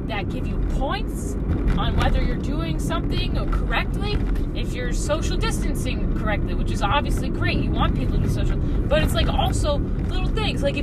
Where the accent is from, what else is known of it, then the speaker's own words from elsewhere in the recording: New York, United States; I'm from New York. From New York, I pick up Red Lobster.